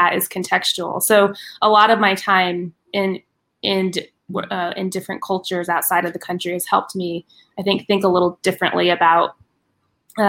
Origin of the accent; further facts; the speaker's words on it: Phoenix, Arizona, United States; I grew up in Phoenix, Arizona. My mom immigrated here from Honduras, and I was born here, raised around my family in West Phoenix